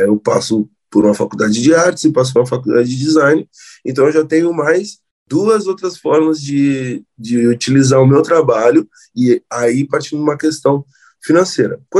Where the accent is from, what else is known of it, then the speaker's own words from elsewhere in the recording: Rio Grande do Sul, Brazil; mas eu falo de um lugar específico, que é o lugar de onde eu sou, que é o Rio Grande do Sul